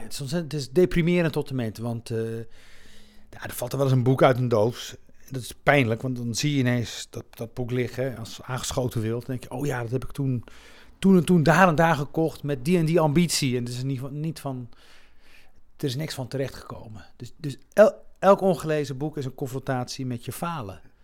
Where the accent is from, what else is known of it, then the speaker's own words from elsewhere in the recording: Rif, Morocco; also born or lived in Melilla area (birthplace); now in Netherlands; Ik kom zelf uit de Rif, hè, de, de, de noordelijke, noordelijk Marokko.